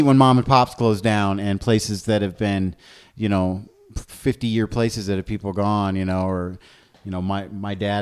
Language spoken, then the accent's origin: English; Indiana, United States; now in Denver, United States; growing up in Indiana